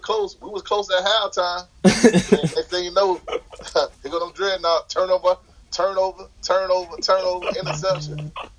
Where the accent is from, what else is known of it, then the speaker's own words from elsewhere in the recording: Plant City, Florida, United States; I'm from Plan City. We both are Plan City.